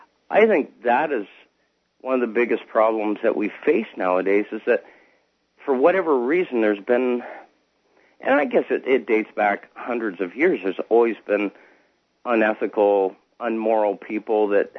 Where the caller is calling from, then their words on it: Canada; I'm calling from Canada.